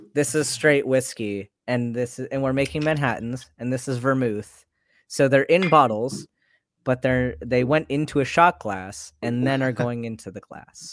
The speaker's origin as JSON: {"language": "English", "country": "United States", "tie": "born or raised there", "said": "I grew up in American society"}